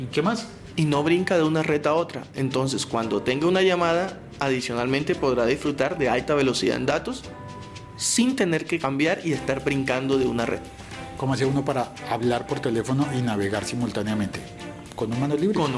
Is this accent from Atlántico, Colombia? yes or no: yes; Barranquilla, Atlántico, Colombia; born there; Yo nací en Barranquilla